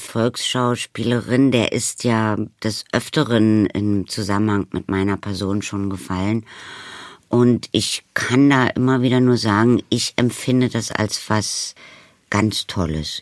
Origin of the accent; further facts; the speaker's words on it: Berlin, Germany; bin ich entstanden und groß geworden am Brecht Ensemble